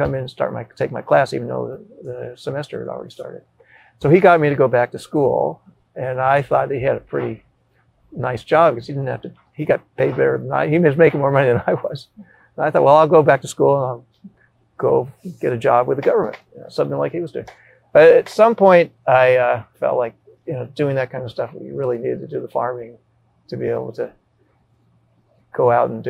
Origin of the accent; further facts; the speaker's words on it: California, United States; moved away as an adult; I was from California